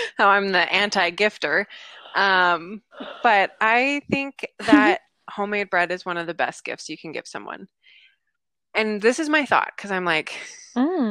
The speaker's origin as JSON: {"language": "English", "country": "United States", "tie": "born or raised there", "said": "I was growing up in the States"}